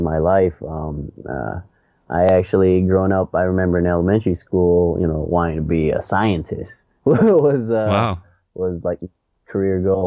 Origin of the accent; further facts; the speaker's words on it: St. Paul, Minnesota, United States; now in Los Angeles, United States; I was born and raised in St. Paul, Minnesota, so Midwest town